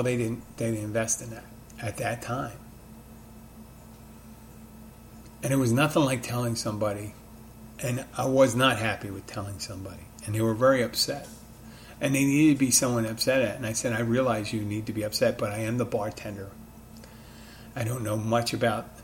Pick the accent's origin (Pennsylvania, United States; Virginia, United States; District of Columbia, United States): Pennsylvania, United States; Philadelphia; now in Key Largo, United States; my hometown of Philadelphia, my adopted town of Key Largo